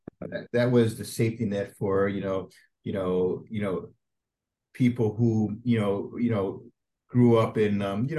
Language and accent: English; Scarsdale, New York, United States; I grew up in Scarsdale.